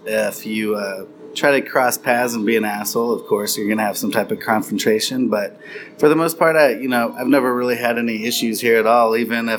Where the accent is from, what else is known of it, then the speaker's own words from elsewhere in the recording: Texas, United States; we're still very much proud of being Texan. And, you know, we'll say we're from Texas before we'd ever admit that we are from the United States.